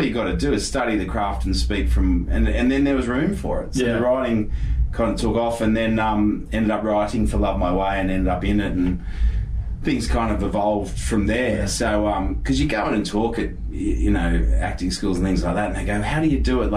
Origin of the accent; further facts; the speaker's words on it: Cronulla, New South Wales, Australia; I was from Cronulla